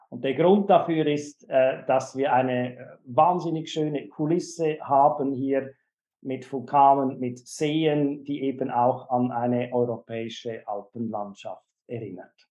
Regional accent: Switzerland; Wie, wie, Sie schon an meinem Deutschen kennen können, komme ich ursprünglich aus der Schweiz, bin in der Schweiz geboren und aufgewachsen.

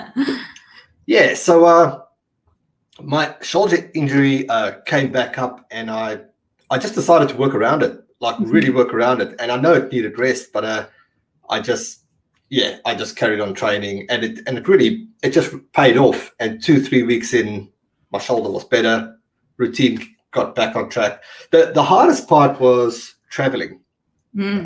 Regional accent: South Africa; I'm from South, South Africa

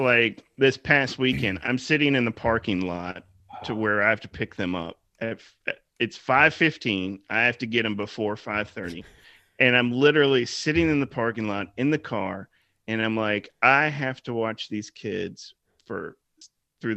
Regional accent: Roanoke, Virginia, United States; I grew up in Roanoke.

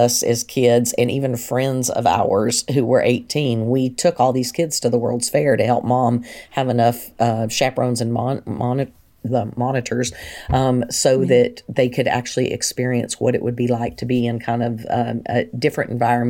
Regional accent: Big Spring, Texas, United States; born there; also born or lived in Tennessee; I was born in Big Spring, Texas, and my father was in the Air Force. And so I'm okay. an Air Force brat as well.

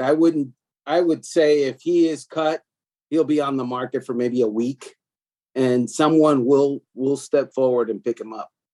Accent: Miami, Florida, United States; I'm from Miami

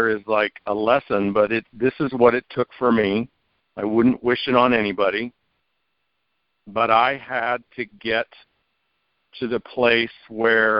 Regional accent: Merced, California, United States; also born or lived in Fresno, California; my hometown of Merced, California

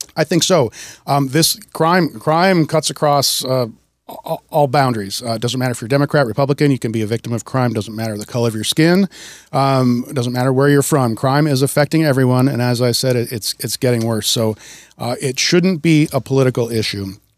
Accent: Wisconsin, United States; also born or lived in Seattle, Washington; now in Snohomish County, United States; I grew up in Wisconsin and moved out to Washington in nineteen ninety-six

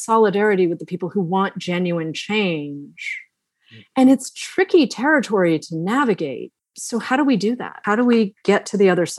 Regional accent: Massachusetts, United States; I grew up in Massachusetts.

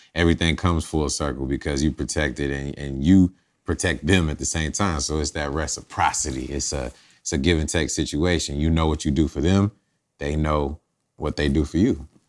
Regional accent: College Park, Georgia, United States; also born or lived in Champaign, Illinois; moved here at an early age. And, you know, it was all about College Park

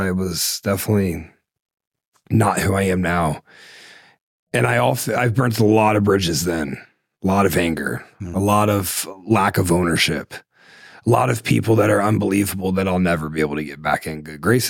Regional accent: Ohio, United States; I'm from Ohio.

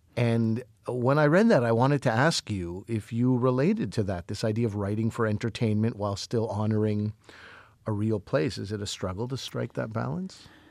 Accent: Montreal, Quebec, Canada; I grew up in Montreal

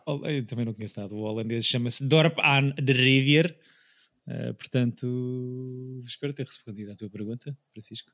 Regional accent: Portugal; para mim como Tuga

